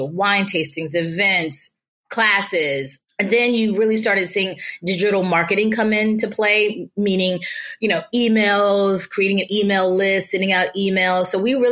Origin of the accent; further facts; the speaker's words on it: Nashville, Tennessee, United States; moved away; growing up in Nashville